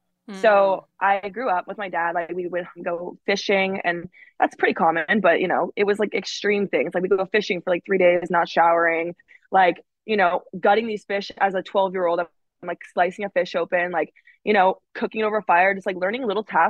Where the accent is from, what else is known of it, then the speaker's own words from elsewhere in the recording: Alaska, United States; because you know I'm from Alaska. Back home, we will go fishing. We put like fish eyeballs in our mouths, like to see who could like chew on the longest.